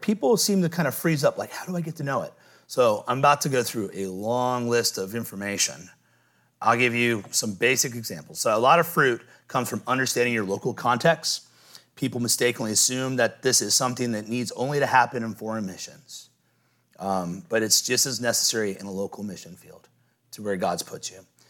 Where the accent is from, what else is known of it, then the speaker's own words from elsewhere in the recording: Midwest, United States; moved away; I was from the Midwest